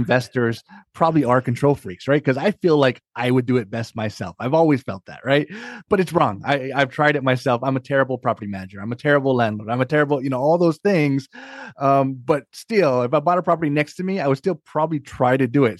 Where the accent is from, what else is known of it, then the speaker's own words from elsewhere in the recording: Hawaii, United States; moved away as an adult; now in Northern Virginia, United States; I'm born and raised in Hawaii